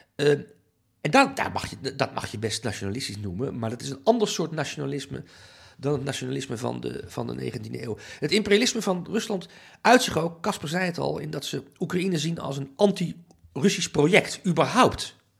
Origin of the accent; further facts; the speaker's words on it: Amsterdam, North Holland, Netherlands; ik ben Nederlander, ik voel me ook een Nederlandse patriot. En dat is toch vooral bij mij, denk ik, gevoed door, oké, Amsterdam, dat voelen me ook, Amsterdammer